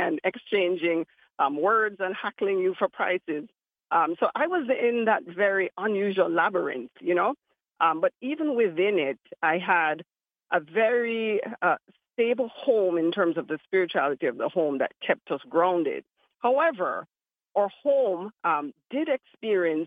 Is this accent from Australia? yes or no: no; Kingston, Jamaica; accent: Jamaican; also born or lived in Florida; now in Miami, United States; I grew up in Kingston, and Kingston is one of those very complicated cities